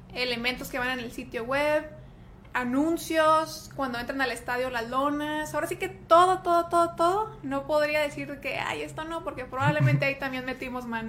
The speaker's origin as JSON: {"language": "Spanish", "town": "Tijuana", "region": "Baja California", "country": "Mexico", "tie": "born or raised there", "accent": "Monterrey", "said": "soy aquí de Tijuana, aquí nací, aquí crecí y aquí andamos"}